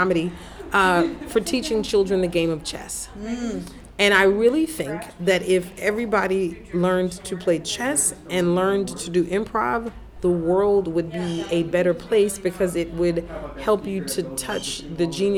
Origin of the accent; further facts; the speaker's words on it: United States; also born or lived in Huntsville, Alabama / New Orleans, Louisiana; now in Los Angeles, United States; I'm based in Los Angeles, California, but born and raised in Huntsville, Alabama, and New Orleans, Louisiana